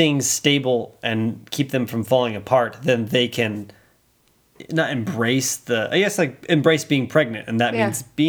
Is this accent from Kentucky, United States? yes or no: no; Louisiana, United States; my hometown in Louisiana